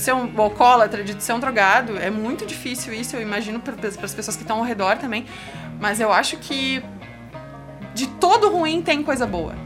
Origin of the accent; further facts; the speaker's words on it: Caxias, Brazil; also born or lived in Bento Gonçalves; eu morava em Caxias, eu sou de Caxias.